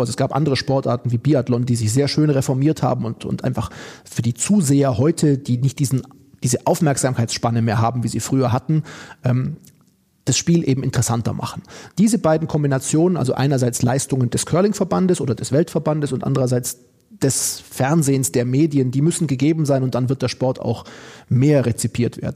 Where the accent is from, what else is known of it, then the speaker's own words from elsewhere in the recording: Oberstdorf, Bavaria, Germany; moved away as an adult; also born or lived in Duisburg-Meiderich; now in Duisburg, Germany; meine Heimat ist Oberstdorf. Da habe ich gelebt die ersten 20 Jahre meines Lebens